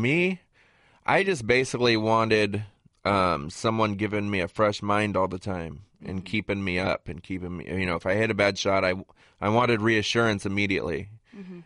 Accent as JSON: {"language": "English", "region": "Southern California", "country": "United States", "tie": "born or raised there", "said": "growing up in Southern California"}